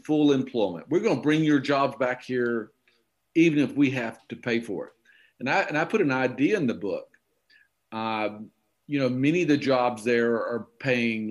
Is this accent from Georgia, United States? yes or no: yes; Okefenokee Swamp, Georgia, United States; born or raised there; moved away